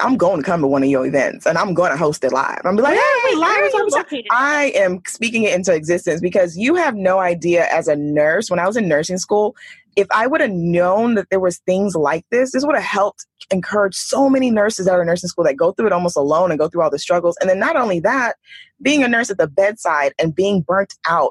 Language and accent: English; Texas, United States; moved away as an adult; now in Bay Area, United States; I'm from Texas